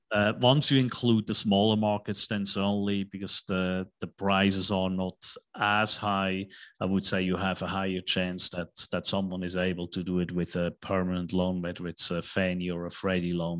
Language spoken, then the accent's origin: English; Switzerland; moved away as an adult; also born or lived in New York / Tokyo / Hong Kong; now in Dallas, United States; I was born in Switzerland, went to school in Switzerland